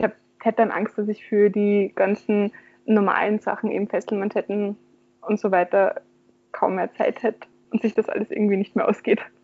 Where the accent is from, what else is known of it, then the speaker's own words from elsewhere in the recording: Graz, Styria, Austria; in meiner Heimatstadt in Graz